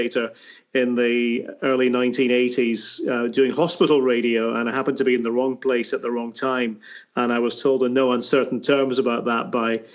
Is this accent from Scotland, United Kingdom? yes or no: yes; Aberdeen, Scotland, United Kingdom; moved away as an adult; now in United States; I was born in Aberdeen in the city itself, and back in 1967